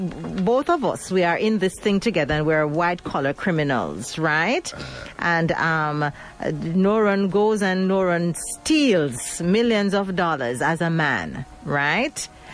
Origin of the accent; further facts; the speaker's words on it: Jamaica; He's a Jamaican, I'm a Jamaican, and he was nothing like my prejudiced ideas.